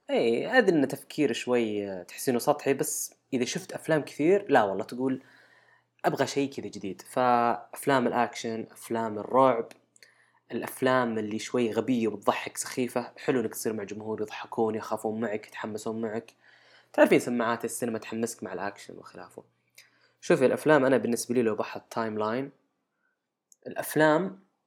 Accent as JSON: {"language": "Arabic", "region": "Al-Qassim", "country": "Saudi Arabia", "said": "عندنا بالقصيم"}